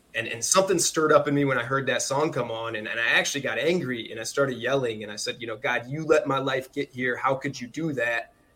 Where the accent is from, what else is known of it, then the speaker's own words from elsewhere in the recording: Farmersville, Illinois, United States; also born or lived in Chicago; we grew up in central Illinois, man. So a massive town called Farmersville, population 700.